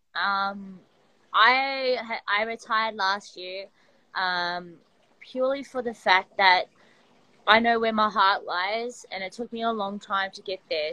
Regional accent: Sydney, New South Wales, Australia; I'm from Sydney, Australia, and I my background is wrestling

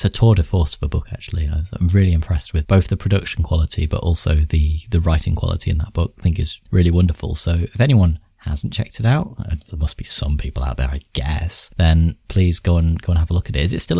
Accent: Nottingham, East Midlands, United Kingdom; I'm from Nottingham

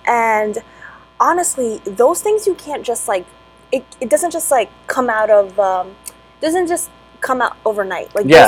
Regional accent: New York City, New York, United States; I'm born and raised in New York City

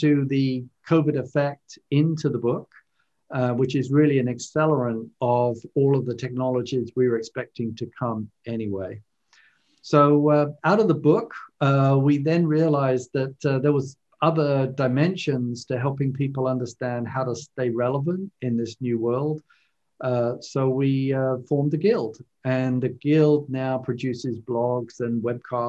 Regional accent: London, United Kingdom; moved away as an adult; now in United States; as you might tell from my accent, I was originally born and raised in London, in the UK, and grew up there

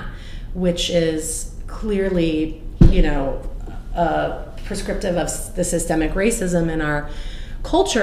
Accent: Denver, Colorado, United States; moved away as an adult; also born or lived in London, United Kingdom / Boulder, Colorado; now in Santa Barbara, United States; I grew up in Denver

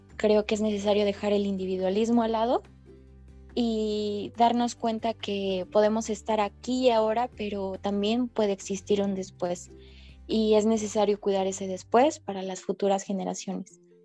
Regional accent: Mexico; nosotros como jóvenes mexicanos

